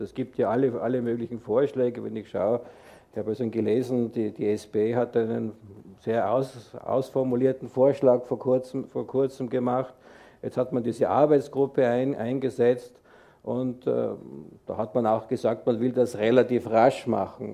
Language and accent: German; Tyrol, Austria; now in Switzerland; ich bin ja Tiroler